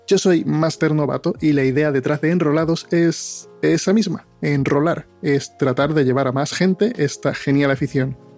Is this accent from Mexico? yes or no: no; Andalusia, Spain; also born or lived in Dominican Republic; soy dominicano o español, o dominiñol o españicano, no está muy claro aún, pero que soy 50% dominicano, 50% español, muy andaluz y 100% crisis de identidad